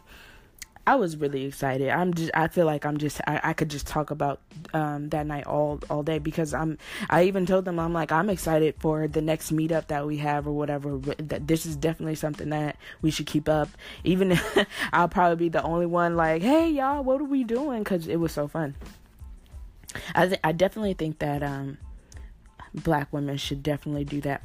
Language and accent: English; California, United States; I'm from California